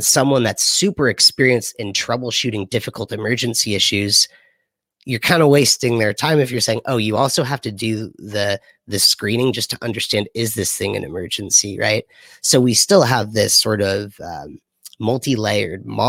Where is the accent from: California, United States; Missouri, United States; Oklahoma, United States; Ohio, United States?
California, United States; Los Angeles; I'm from Los Angeles